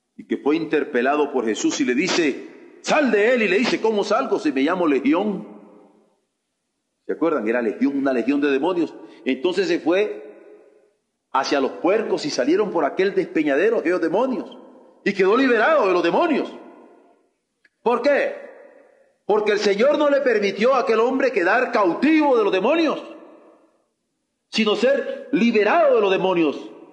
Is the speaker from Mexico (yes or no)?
yes; Mexico; como mexicanos